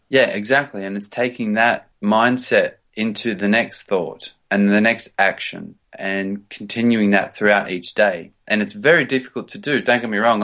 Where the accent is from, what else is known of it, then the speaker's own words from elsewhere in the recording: Australia; moved away as an adult; also born or lived in Sydney, Australia / United States / England; now in London, United Kingdom; I grew up actually in the, in the country, in the outback